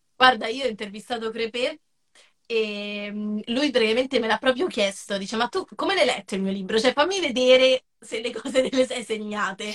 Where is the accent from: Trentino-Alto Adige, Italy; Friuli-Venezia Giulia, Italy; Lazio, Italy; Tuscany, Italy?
Lazio, Italy; Rieti; now in Rome, Italy; vivo a Roma, ma non sono originaria eh, di Roma, sono originaria della Sabina